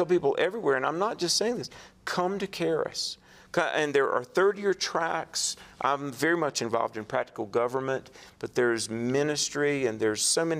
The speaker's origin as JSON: {"language": "English", "region": "North Carolina", "country": "United States", "said": "I preached at a church near Raleigh, North Carolina, my home state"}